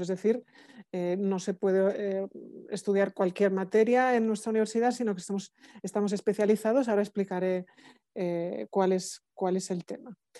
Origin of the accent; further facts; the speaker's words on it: Spain; now in Germany; soy la vicerectora de la universidad, soy española